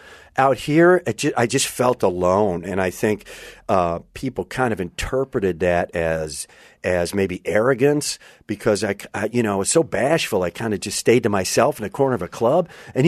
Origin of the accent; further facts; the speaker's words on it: Wisconsin, United States; moved away as an adult; also born or lived in Minneapolis; now in Los Angeles, United States; I'm from Wisconsin.